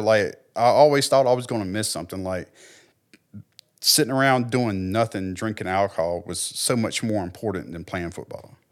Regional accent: Clarksdale, United States; also born or lived in Texas / Oklahoma; growing up in Clarksdale

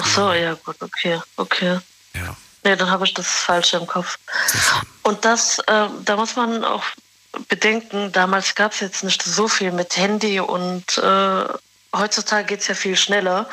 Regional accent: Morocco; Ich bin Marokkanerin.

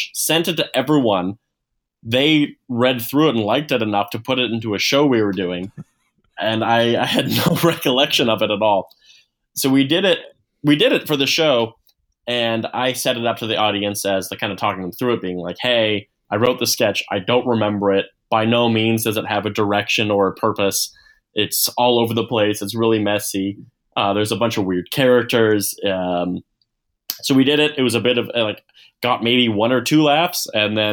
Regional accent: Edmonton, Alberta, Canada; also born or lived in Vancouver; I was living in Vancouver, so we're all from Edmonton.

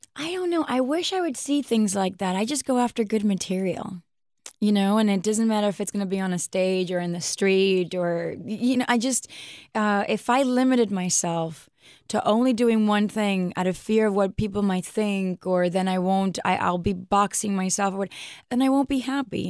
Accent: New York City, New York, United States; I'm from Queens. Like, I speak my English my way

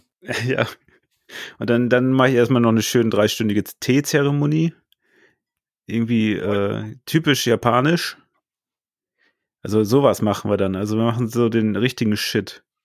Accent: Northern Germany, Germany; also born or lived in Hannover; ich also als Norddeutscher

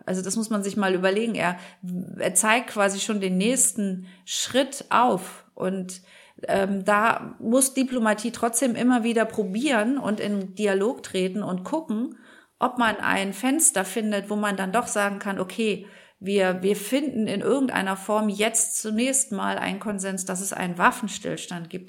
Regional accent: Germany; wir als Deutsche

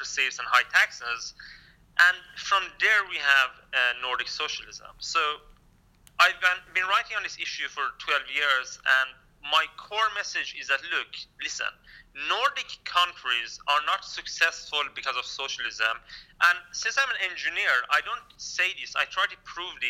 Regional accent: Kurdistan, Iran; now in Sweden; I'm a Kurdish-Iranian immigrant to Sweden

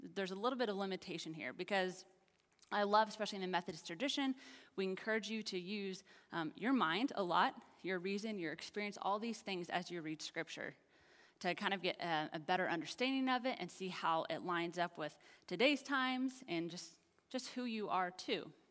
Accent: Kansas, United States; now in Texas, United States; I'm from Kansas.

